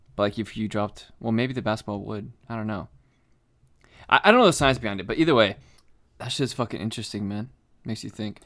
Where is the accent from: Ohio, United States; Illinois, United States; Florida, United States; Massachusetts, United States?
Florida, United States; we grew up in Florida, so we went to the beach a lot growing up